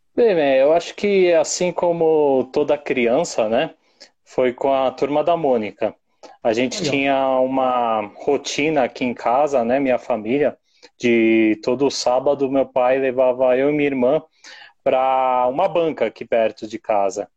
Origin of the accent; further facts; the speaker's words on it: São Paulo, Brazil; eu sou de São Paulo